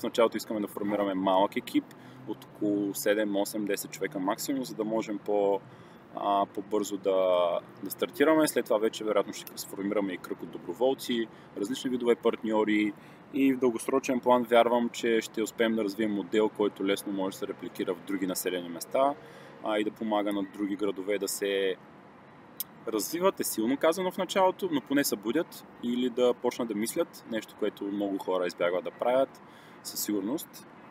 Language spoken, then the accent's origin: Bulgarian; Silistra, Silistra Province, Bulgaria; в моя роден град Силистра